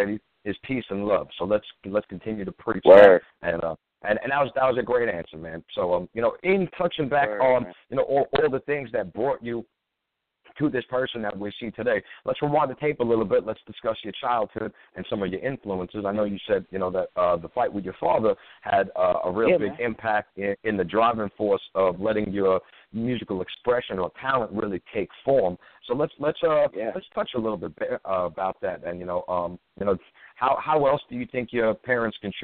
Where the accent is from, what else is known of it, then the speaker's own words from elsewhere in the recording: New York City, New York, United States; I'm from Staten Island